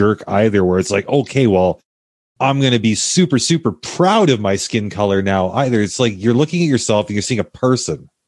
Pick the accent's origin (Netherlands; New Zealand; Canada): Canada; also born or lived in United States; my experience as a Canadian